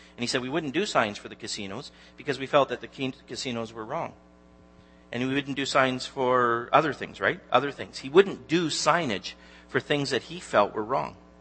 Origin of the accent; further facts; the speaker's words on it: Newmarket, Ontario, Canada; I'm actually from Newmarket